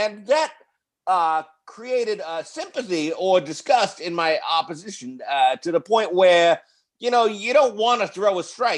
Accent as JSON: {"language": "English", "town": "Queens", "region": "New York", "country": "United States", "tie": "born or raised there", "said": "I was raised in Queens, New York, in a neighborhood known as Little Boston."}